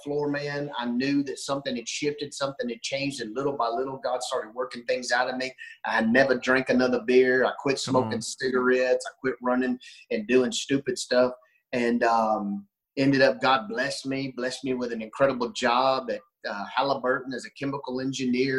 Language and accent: English; Henderson, Texas, United States; Born and raised in Henderson, Texas, good old Texas boy